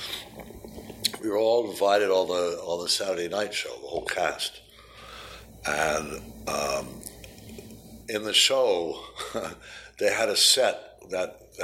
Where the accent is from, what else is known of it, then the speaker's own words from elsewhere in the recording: New York, United States; moved away as an adult; I was from New York